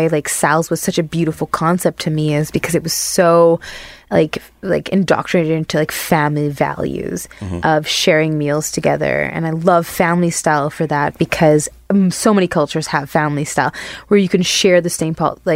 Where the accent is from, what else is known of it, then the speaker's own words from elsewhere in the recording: Barbados; moved away; in the culture that I grew up in Barbados